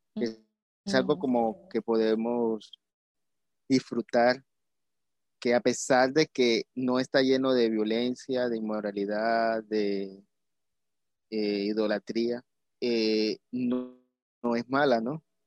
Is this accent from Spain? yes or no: no; Colombia; como colombiano